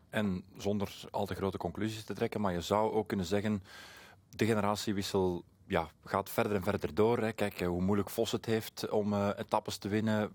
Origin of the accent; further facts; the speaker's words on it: Flemings, Flanders, Belgium; voor ons als Vlamingen